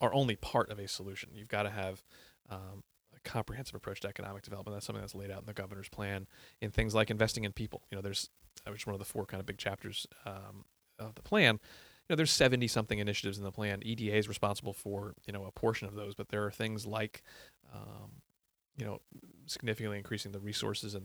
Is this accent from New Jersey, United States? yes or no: yes; Bergen County, New Jersey, United States; moved away as an adult; also born or lived in New York City / Connecticut; I grew up in Bergen County